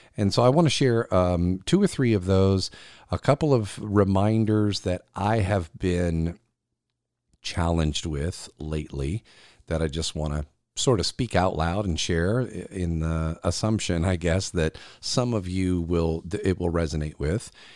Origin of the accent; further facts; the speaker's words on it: South Carolina, United States; here in South Carolina in my home state